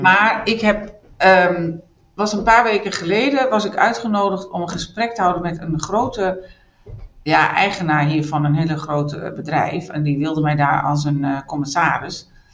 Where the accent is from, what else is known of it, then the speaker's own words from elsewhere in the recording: northern Netherlands, Netherlands; now in Düsseldorf, Germany; ik kom uit het noorden van Nederland